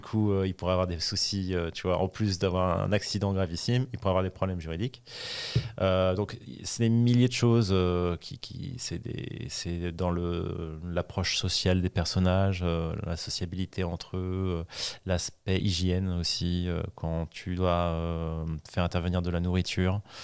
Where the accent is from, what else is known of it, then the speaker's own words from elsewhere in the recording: Paris, Île-de-France, France; je suis parisien, je suis latin, je suis français